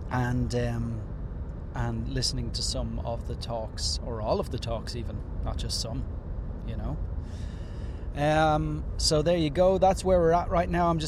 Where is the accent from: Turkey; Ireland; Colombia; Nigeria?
Ireland; I'm Irish.